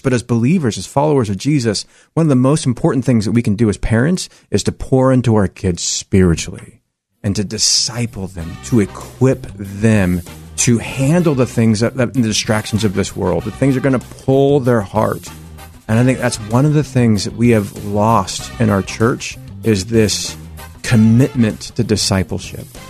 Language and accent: English; Salem, Oregon, United States; I'm actually born and raised right here in Oregon. I grew up in Salem